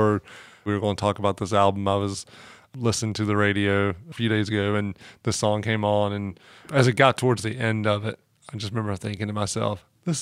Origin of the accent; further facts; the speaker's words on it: Dunn, North Carolina, United States; Dunn, North Carolina, which is my hometown.